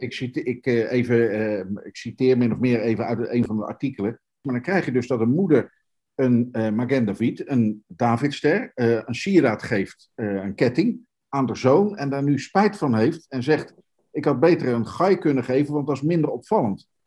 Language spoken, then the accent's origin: Dutch; Netherlands; we zijn geboren en getogen Nederlanders